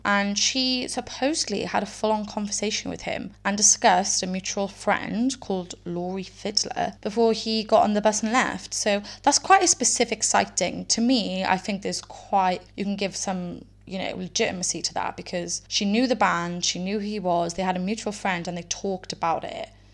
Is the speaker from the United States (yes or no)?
no; Wales, United Kingdom; I am from Wales